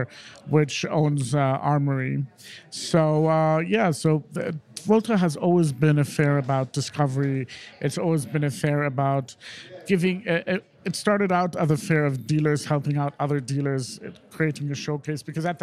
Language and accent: English; London, United Kingdom; also born or lived in Iran; Grew up in London, where I've been living